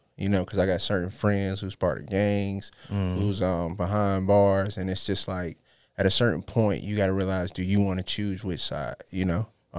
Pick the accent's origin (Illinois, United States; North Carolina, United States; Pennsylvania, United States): North Carolina, United States; Charlotte; also born or lived in Los Angeles; L.A., South Central. I claim Charlotte as well because I've been here majority. But it started from the roots of there, but just mostly coming back and forth and then Charlotte just kind of raised me